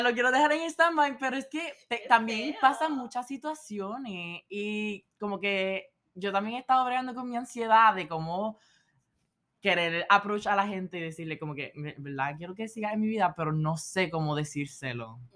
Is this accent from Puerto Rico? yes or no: yes; Puerto Rico; moved away as an adult; now in Philadelphia, United States; actualmente estoy de COP con Johnson Johnson en Filadelfia, bien fuera de Puerto Rico, extrañando a, a la islita y a mis familiares